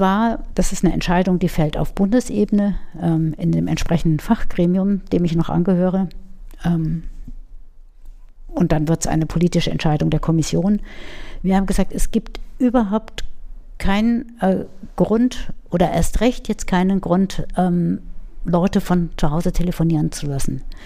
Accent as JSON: {"language": "German", "town": "Munich", "region": "Bavaria", "country": "Germany", "tie": "born or raised there", "also_born_or_lived": "Würzburg", "moved": "as an adult", "lives_now": "Schweinfurt, Germany", "said": "auch wenn man das mir nicht anhört, ich komme aus München, mhm. äh, bin am Rande von München aufgewachsen, in München in die Schule gegangen"}